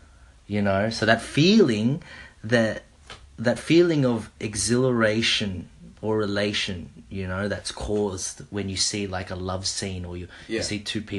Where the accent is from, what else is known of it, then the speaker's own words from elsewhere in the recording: Oxford, South East England, United Kingdom; Oxford, yeah, Oxford. You heard it in my accent.